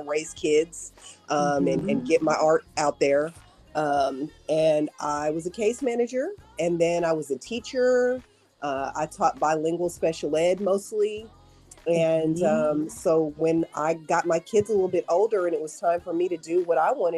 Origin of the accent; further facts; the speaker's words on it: New York, United States; also born or lived in Texas / Dallas; now in Nashville, United States; I'm originally from New York. And then I lived in Texas for a really long time